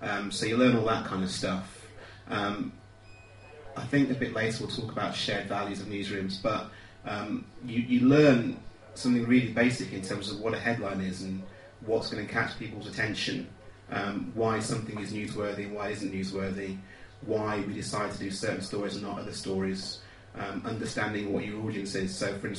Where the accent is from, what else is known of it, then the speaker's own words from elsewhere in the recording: Dudley, West Midlands, United Kingdom; I'm from Dudley in the West Midlands. People don't think that because of my accent, but it's true. I say A's rather than R's when I speak generally. And yes, I grew up in a Christian home.